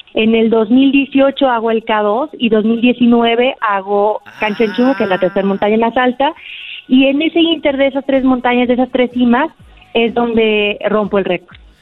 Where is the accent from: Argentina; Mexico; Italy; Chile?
Mexico; Aguascalientes; Yo soy de Aguascalientes